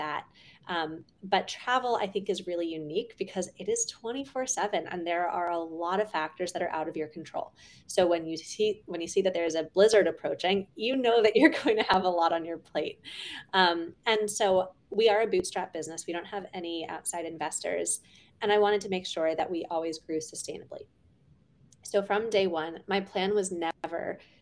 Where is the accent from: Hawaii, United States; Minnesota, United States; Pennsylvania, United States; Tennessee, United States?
Pennsylvania, United States; Pittsburgh; I grew up in Pittsburgh, Pennsylvania